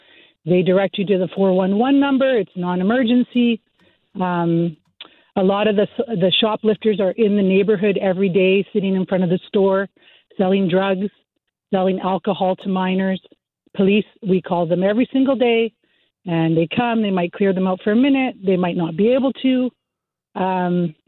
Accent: Vancouver, British Columbia, Canada; Born and raised in Vancouver, yeah.

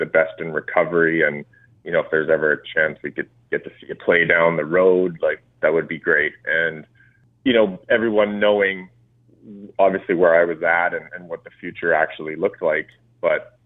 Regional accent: Revelstoke, British Columbia, Canada; I grew up in Revelstoke, British Columbia

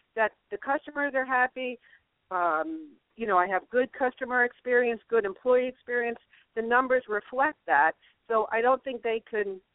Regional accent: New York, United States; I'm a New Yorker Catholic.

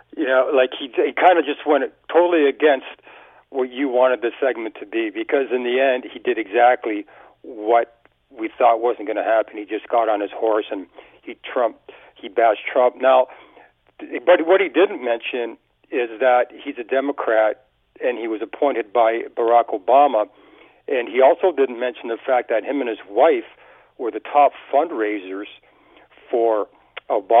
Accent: Canada; being Canadian

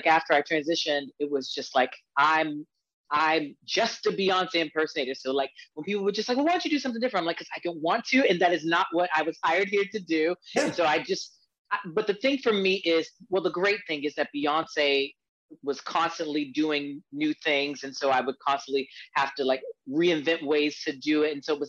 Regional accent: Hartsville, South Carolina, United States; now in Washington, United States; So I'm originally from smallest city. It's called Hartsville, South Carolina. And I moved to DC 21 years ago.

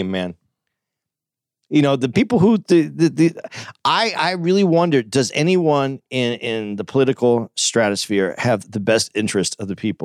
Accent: United States; I'm American

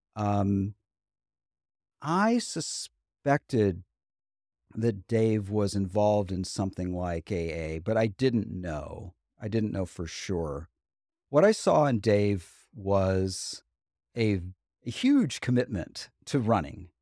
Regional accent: Huntsville, Alabama, United States; also born or lived in Buffalo, New York; we moved from Buffalo, New York to Huntsville, Alabama when I was eight years old in second grade

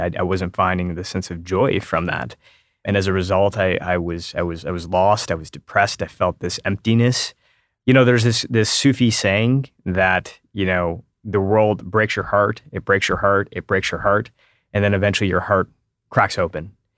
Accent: Detroit, Michigan, United States; moved away as an adult; also born or lived in Silicon Valley / San Francisco; I grew up in Metro Detroit

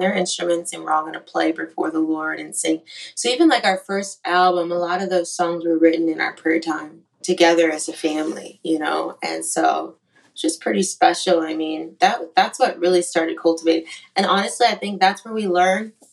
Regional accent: Yakima, Washington, United States; also born or lived in Shreveport, Louisiana; now in Nashville, United States; I'm from Yakima, Washington

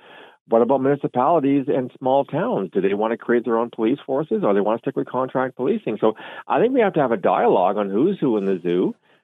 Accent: Canada; I've learned also as a Canadian

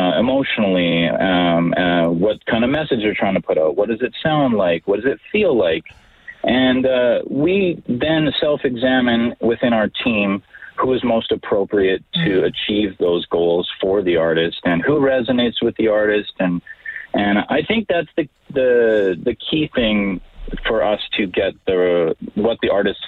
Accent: Edmonton, Alberta, Canada; I am born and raised in the Edmonton area

